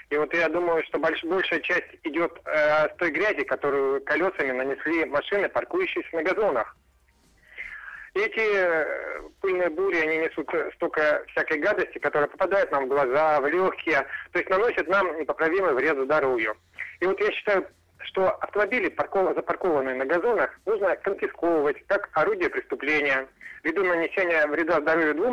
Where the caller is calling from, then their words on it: Saint Petersburg, Russia; Я звонил вам из Санкт-Петербурга